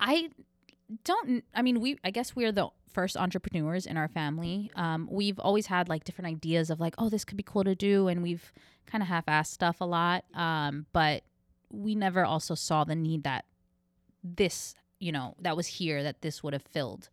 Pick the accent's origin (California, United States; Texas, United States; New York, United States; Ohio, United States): New York, United States; moved away as an adult; now in Orlando, United States; I'm from New York.